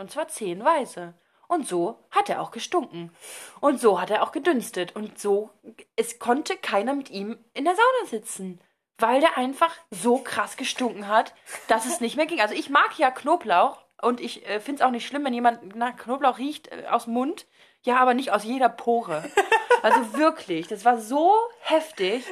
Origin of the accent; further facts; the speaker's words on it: Germany; ich bin halt Deutscher